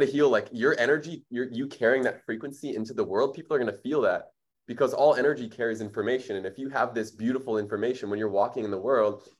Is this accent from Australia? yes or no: no; Winnipeg, Manitoba, Canada; now in Bali, Indonesia; I was raised in Winnipeg. It's like the third coldest city in the world